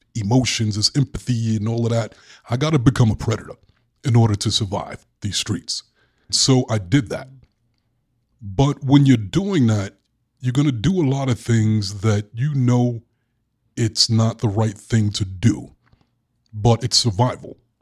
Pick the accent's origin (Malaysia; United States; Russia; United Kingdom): United States; Brooklyn, New York; Growing up in Brooklyn, I was a really sweet kid